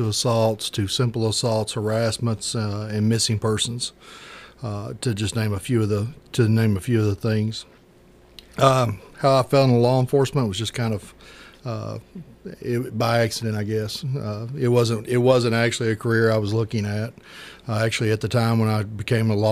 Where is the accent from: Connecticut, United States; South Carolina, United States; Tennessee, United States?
Tennessee, United States; Winchester; moved away as an adult; also born or lived in Murfreesboro, Tennessee; I'm originally from Winchester, Tennessee, is where I grew up